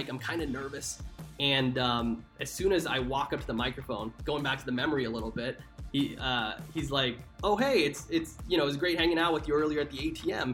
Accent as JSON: {"language": "English", "town": "Dallas", "region": "Texas", "country": "United States", "tie": "born or raised there", "also_born_or_lived": "New York", "moved": "yes", "said": "my hometown of Dallas, Texas."}